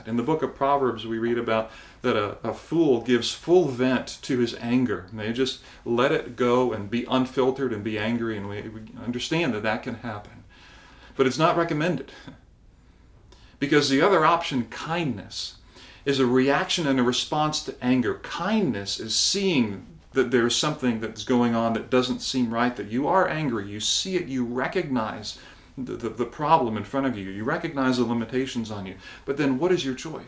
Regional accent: Barbados; I think back to my childhood, and I remember in growing up in Barbados

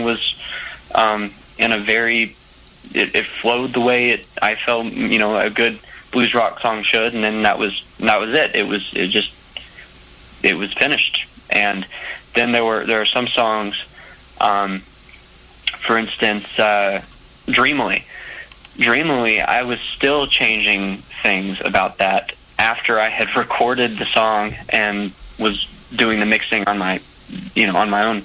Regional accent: Macon, Georgia, United States; my hometown of Macon

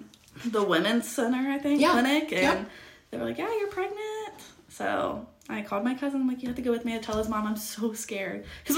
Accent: Ohio, United States; also born or lived in Georgia; now in Miamisburg, United States; So, in 2018, the very beginning, like, I want to say March 1st of 2018, I moved back to Ohio from Georgia.

